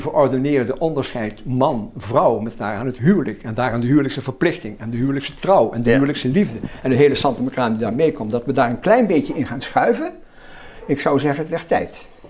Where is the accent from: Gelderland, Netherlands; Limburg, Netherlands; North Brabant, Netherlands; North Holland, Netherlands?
Limburg, Netherlands; Roermond; mijn wijk in Roermond. Het Roermondse veld, waar ik vandaan kom